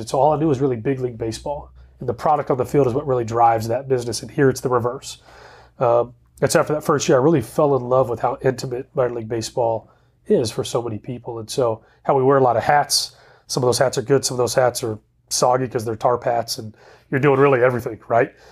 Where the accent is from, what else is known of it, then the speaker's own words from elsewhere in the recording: Dallas, Texas, United States; also born or lived in Waco, Texas; I grew up in the Dallas area